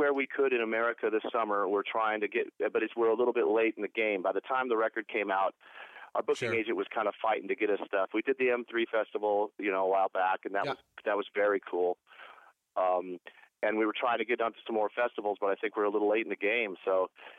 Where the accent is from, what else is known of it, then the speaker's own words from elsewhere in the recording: Portland, Oregon, United States; moved away; also born or lived in Los Angeles, California / Cleveland, Ohio; I was born in Portland, Oregon, grew up in Portland, Oregon, lived in L.A. most of my life